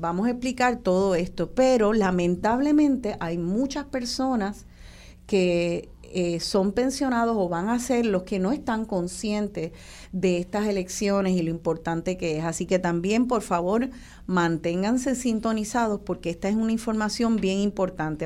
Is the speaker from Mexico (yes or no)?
no; Puerto Rico; nuestra mentalidad como puertorriqueños